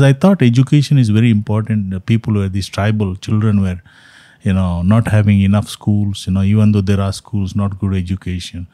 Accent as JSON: {"language": "English", "town": "Mangalore", "region": "Karnataka", "country": "India", "tie": "born or raised there", "also_born_or_lived": "Jamshedpur, India", "first_language": "Konkani", "second_language": "English", "moved": "as an adult", "lives_now": "Fort Wayne, United States", "said": "grew up, uh, in my hometown, uh, is Mangalore. Uh, I spoke as a, you know, Christians spoke a Konkani language"}